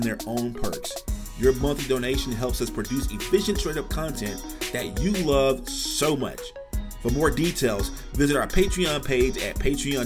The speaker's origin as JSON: {"language": "English", "region": "Louisiana", "country": "United States", "said": "where we're from Louisiana"}